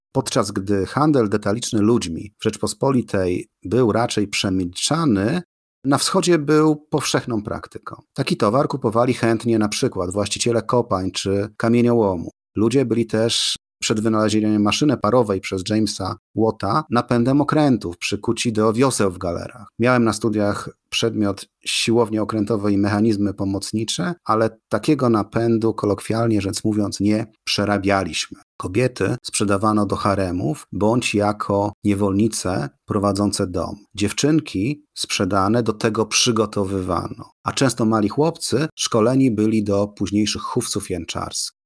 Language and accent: Polish; Poland; 90% z nas, obywateli Polski, wyłodzi się właśnie z chłopstwa